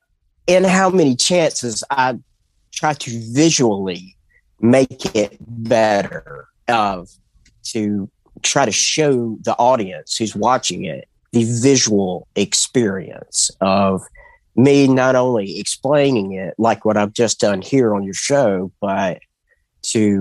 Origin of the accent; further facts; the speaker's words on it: Mobile, Alabama, United States; I'm from Mobile, Alabama